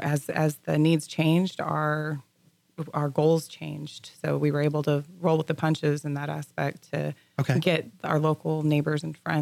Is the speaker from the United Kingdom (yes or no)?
no; Montgomery, Texas, United States; I am from Montgomery.